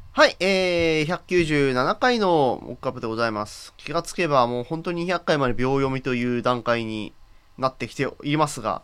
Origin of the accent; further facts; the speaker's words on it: Hokkaido, Japan; 北海道民ですから